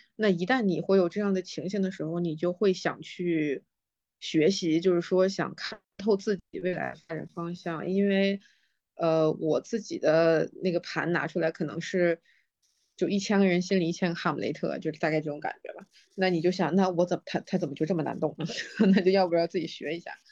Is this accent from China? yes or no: yes; China; 作为中国人来说